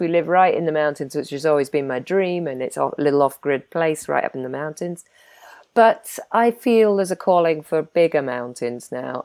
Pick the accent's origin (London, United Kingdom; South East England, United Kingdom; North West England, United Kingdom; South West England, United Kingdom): South West England, United Kingdom; Isles of Scilly; moved away as an adult; I grew up in the Isles of Scilly